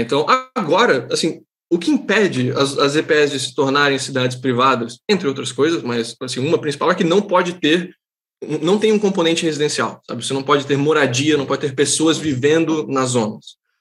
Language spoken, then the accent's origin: Portuguese; Santa Catarina, Brazil; eu sou catarinense